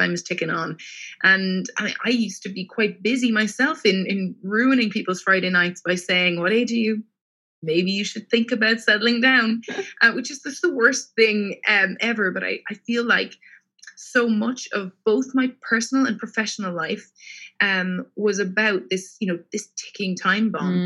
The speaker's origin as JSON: {"language": "English", "town": "Cork", "region": "Munster", "country": "Ireland", "moved": "as an adult", "lives_now": "London, United Kingdom", "said": "I am from Cork in the south of Ireland, and I studied my undergraduate degree there in molecular genetics."}